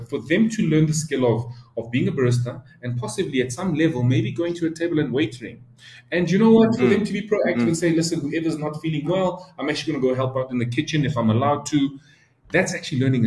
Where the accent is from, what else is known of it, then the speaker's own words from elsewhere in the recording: Soweto, Gauteng, South Africa; I grew up in Soweto. Like, I was raised by my grandmother.